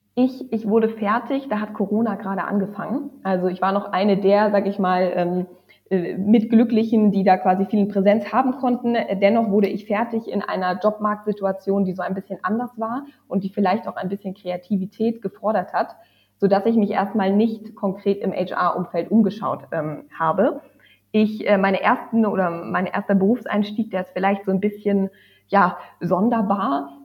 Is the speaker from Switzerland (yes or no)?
no; lastly Lübeck, Northern Germany, Germany; also born or lived in Hamburg / Oslo; ich bin aufgewachsen im Norden von Deutschland, also jetzt zuletzt in Lübeck